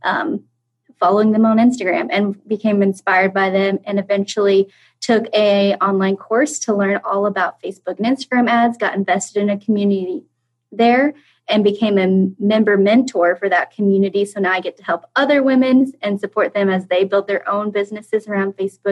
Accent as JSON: {"language": "English", "region": "Kansas", "country": "United States", "tie": "born or raised there", "also_born_or_lived": "London, England", "said": "So I am from Kansas. I actually live in the center of the center state in the United States. I grew up going to school here, going to college here"}